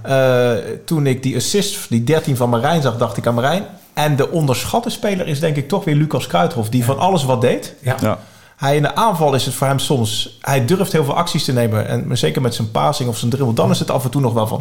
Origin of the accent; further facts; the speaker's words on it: Arnhem, Gelderland, Netherlands; ik ben opgegroeid in Arnhem